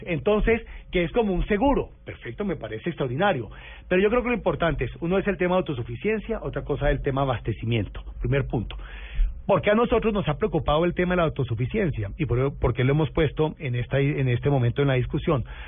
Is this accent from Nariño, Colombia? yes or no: no; Cali, Valle del Cauca, Colombia; quiero mucho mi tierra